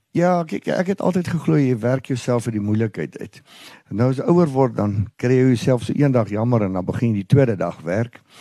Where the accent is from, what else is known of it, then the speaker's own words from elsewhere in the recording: Ermelo, Mpumalanga, South Africa; Ons boer al vier geslagte hier in Ermelo omgewing my oupa grootjie het begin hierso